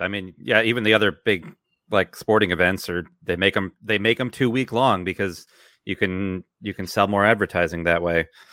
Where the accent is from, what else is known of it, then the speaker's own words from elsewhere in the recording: United States; now in Italy; as an American